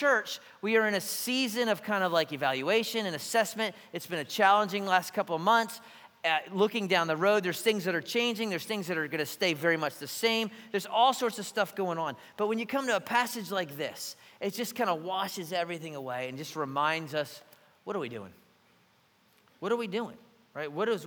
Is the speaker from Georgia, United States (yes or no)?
no; Philadelphia, Pennsylvania, United States; now in Savannah, United States; I'm from Philly